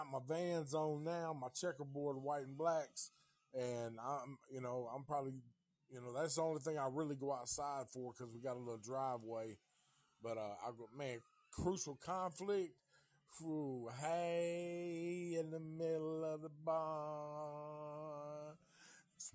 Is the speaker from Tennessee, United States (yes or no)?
yes; Nashville, Tennessee, United States; also born or lived in Oceanside, California / Santa Monica, California / Atlanta, Georgia; now in Knoxville, United States; I'm from Nashville, born and raised in Nashville, Tennessee. So, you know, I grew up out here, but I also grew up in California, like Oceanside, Santa Monica, around Venice area.